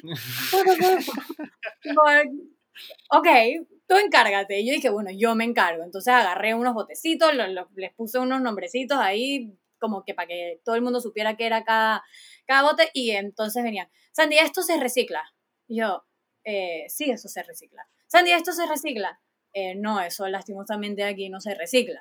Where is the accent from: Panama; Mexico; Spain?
Panama; todos somos panameños, todos tenemos que cuidar de nuestro bello y hermoso país